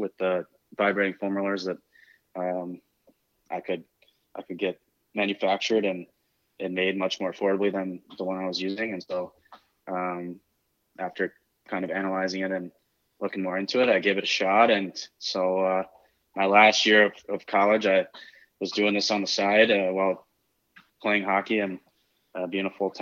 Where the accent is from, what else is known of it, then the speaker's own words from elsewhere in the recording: Michigan, United States; I grew up in Michigan, played college hockey.